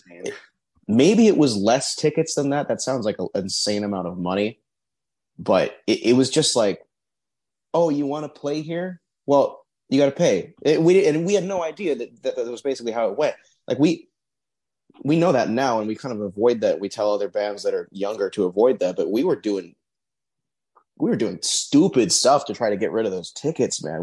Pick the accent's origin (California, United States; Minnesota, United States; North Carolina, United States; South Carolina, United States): California, United States; Torrance; We're from or I'm from Torrance